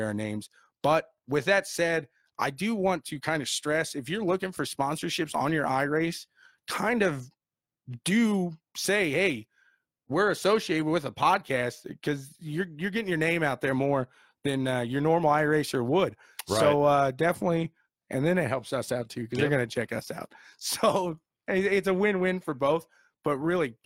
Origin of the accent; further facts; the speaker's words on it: Indiana, United States; We're from Indiana